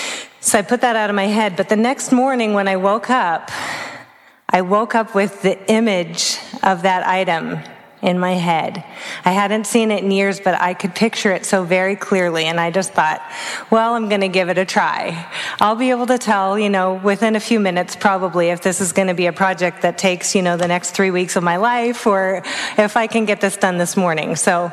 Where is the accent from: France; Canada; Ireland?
Canada; Vancouver, British Columbia; also born or lived in Oregon; I grew up on the West Coast. First, I was in British Columbia and Canada, and then I ended up in Oregon. So I was born in Vancouver.